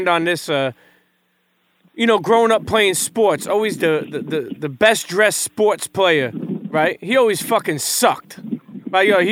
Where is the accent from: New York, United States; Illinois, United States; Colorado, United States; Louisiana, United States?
New York, United States; New York City; growing up in New York City